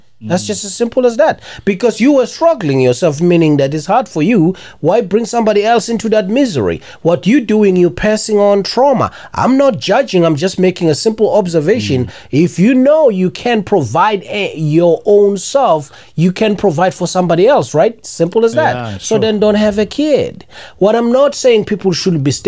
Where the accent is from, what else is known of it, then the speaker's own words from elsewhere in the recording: South Africa; I'm South African